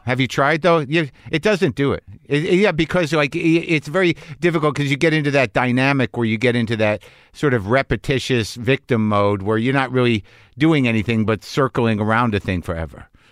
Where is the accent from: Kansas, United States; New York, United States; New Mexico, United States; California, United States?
New Mexico, United States; I was brought up conservative Jew in New Mexico.